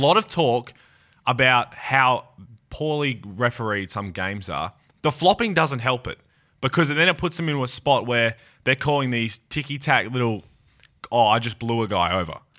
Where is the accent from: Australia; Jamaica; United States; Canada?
Australia; our Australian culture, you're right, backyard cricket or on the beach